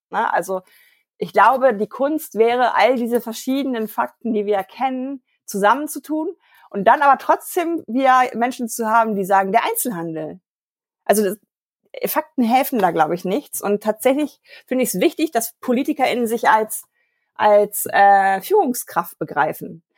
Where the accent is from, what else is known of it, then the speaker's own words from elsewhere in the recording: Germany; wir als Deutsche